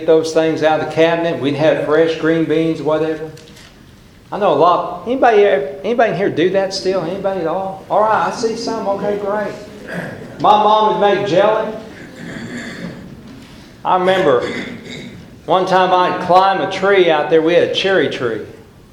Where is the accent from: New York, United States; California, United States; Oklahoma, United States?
Oklahoma, United States; I'm from Oklahoma